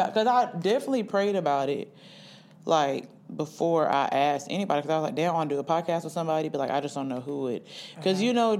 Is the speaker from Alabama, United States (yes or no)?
yes; Oxford, Alabama, United States; I'm from Oxford.